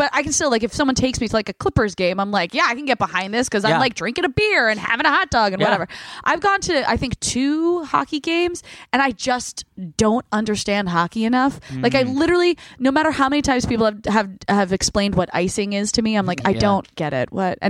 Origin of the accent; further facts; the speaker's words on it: New Jersey, United States; I'm from Bumblefuck Jersey.